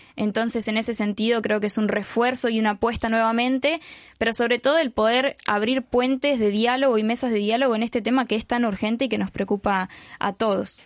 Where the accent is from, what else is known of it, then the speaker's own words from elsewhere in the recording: Patagonia, Argentina; Venimos desde Guatemala, en mi caso de Argentina